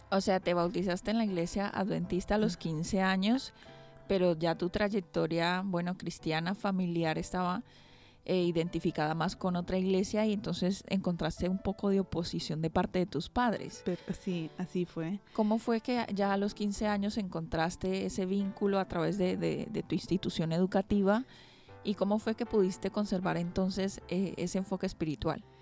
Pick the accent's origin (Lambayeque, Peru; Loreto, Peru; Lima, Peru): Loreto, Peru; Iquitos; moved away as an adult; now in Basque Country, Spain; yo soy de la ciudad de Iquitos